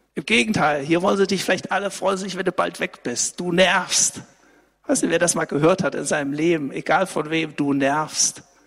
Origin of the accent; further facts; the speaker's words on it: Saxony, Germany; bei uns in Sachsen